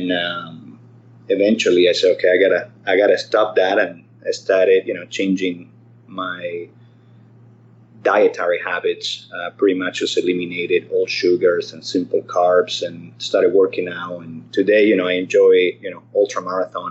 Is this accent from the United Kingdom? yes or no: no; Caracas, Capital District, Venezuela; moved away as an adult; now in Irvine, United States; I was born in Caracas, Venezuela. My dad was a Spanish immigrant from the Canary Islands. And my mother was a Venezuelan